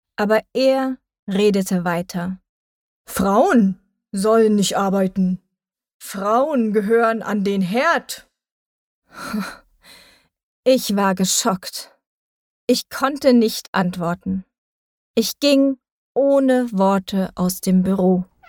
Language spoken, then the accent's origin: German; Thuringia, Germany; moved away as an adult; now in Berlin, Germany; Ich bin in Thüringen geboren und aufgewachsen.